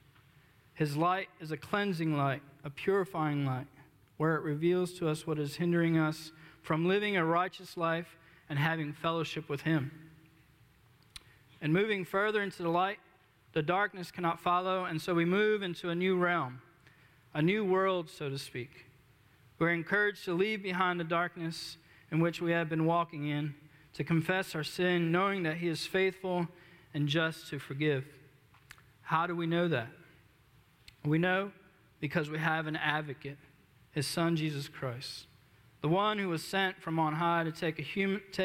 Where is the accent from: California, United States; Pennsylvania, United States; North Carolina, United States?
Pennsylvania, United States; Philadelphia; moved away as an adult; also born or lived in Wise, Virginia; I'm originally born and raised in Philadelphia, Pennsylvania, not too far from here